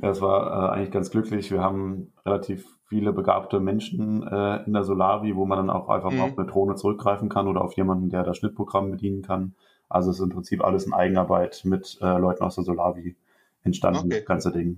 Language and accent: German; Rhineland-Palatinate, Germany; moved away as an adult; also born or lived in Witzenhausen; Ich komme gebürtig aus Rheinland-Pfalz